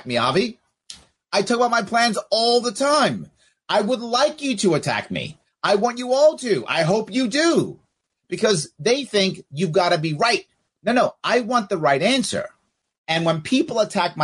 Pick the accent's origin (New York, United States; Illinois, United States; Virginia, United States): New York, United States; New York City; I am a New Yorker, New York City guy